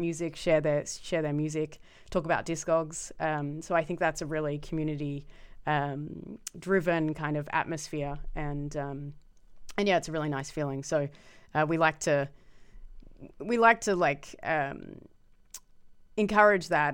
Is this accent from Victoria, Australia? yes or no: yes; Melbourne, Victoria, Australia; moved away as an adult; now in Amsterdam, Netherlands; growing up in Melbourne in the, like, nineties and early noughties